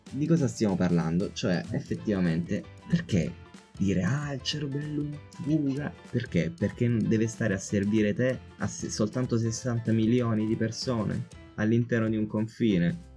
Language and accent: Italian; Rome, Lazio, Italy; io e te che siamo nati e cresciuti a Roma